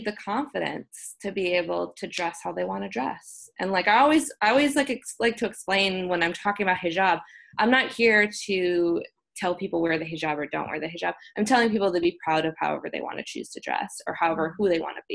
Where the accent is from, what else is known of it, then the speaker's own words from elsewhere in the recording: United States; as an American woman